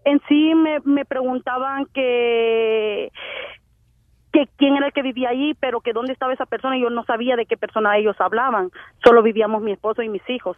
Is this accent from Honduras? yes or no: yes; Honduras; moved away; como buena hondureña